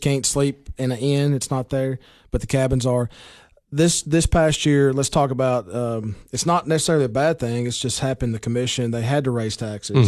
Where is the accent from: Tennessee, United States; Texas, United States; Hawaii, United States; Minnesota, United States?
Tennessee, United States; Baxter; I'm from Baxter